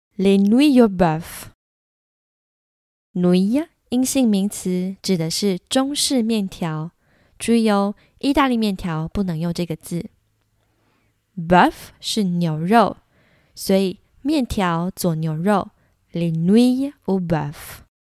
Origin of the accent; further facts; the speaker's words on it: Taiwan; 像我这种土生土长台湾人